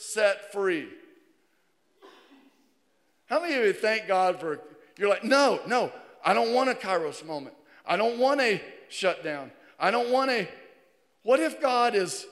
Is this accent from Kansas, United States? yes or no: no; Virginia, United States; moved away as an adult; growing up in Virginia, I think Virginia's the prettiest. I've been here since 89, more than half of my life